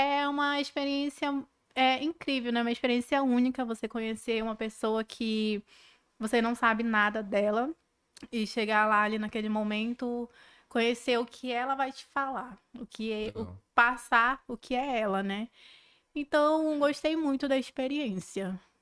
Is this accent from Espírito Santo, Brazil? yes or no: no; Manaus, Amazonas, Brazil; sou amazonense, com orgulho.